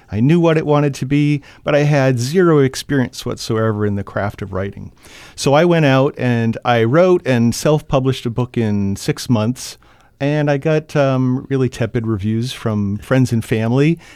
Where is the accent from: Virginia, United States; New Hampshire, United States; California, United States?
New Hampshire, United States; Franklin; I grew up in Franklin